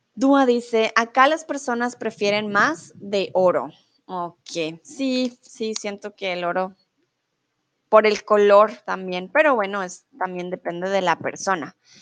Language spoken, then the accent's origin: Spanish; Bogotá, Colombia; moved away as an adult; also born or lived in Germany; now in Mexico; soy de Colombia, soy de la capital, de Bogotá.